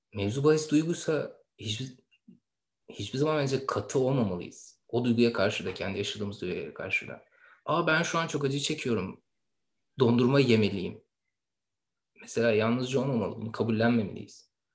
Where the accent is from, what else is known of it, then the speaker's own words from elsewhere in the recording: Istanbul, Turkey; İstanbul'da dünyaya gelmiş bir insan evladı olduğumu düşünüyorum. En azından bana böyle söylendi. Ee, İstanbul'da büyüdüm. Şu yaşımda hala İstanbul'dayım.